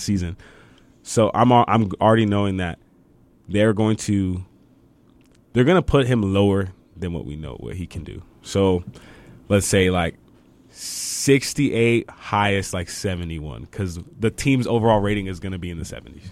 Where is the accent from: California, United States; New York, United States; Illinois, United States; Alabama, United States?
California, United States; Fontana; moved away as an adult; now in El Paso, United States; I'm from Fontana, California